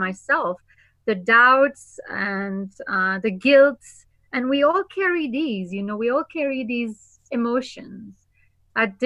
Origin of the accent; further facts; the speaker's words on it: Normandy, France; I am originally from Normandie, France. Yes, the north of France.